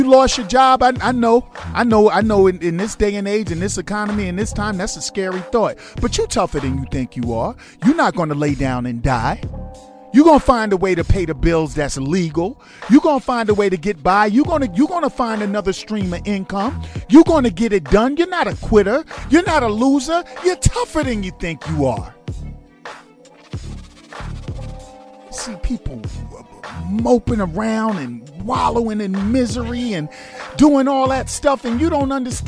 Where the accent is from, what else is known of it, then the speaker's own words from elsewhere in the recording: New York, United States; I'm a New Yorker